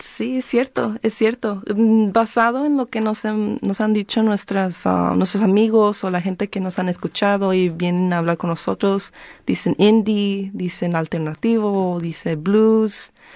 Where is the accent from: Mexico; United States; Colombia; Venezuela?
United States; Careje, California; now in Southeast Los Angeles, United States; yo nací en, bueno, en, esa área, pero me crecí en Careje.